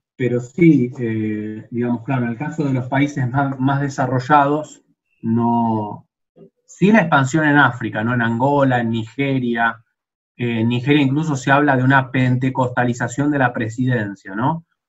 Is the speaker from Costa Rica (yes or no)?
no; Argentina